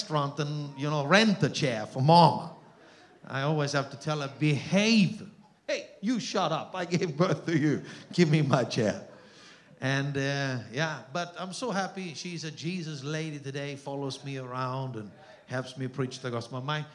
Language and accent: English; Austria; accent: Austrian German; first language Austrian German; English is a second language; moved away; My mother tongue is Austrian German.